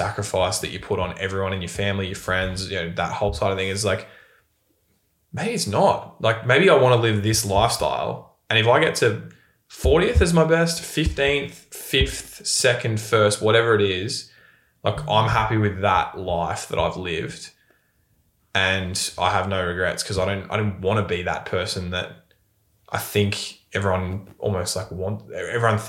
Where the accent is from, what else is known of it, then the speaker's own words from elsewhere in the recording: Bendigo, Victoria, Australia; But it's like I come from Bendigo.